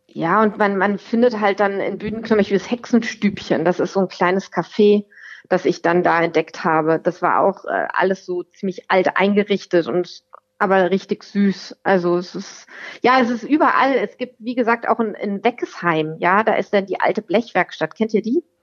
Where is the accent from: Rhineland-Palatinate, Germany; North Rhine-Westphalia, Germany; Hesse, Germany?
Hesse, Germany; Rüsselsheim; moved away as an adult; now in Wetterau, Germany; Ich komme aus Rüsselsheim, Alt-Hassloch.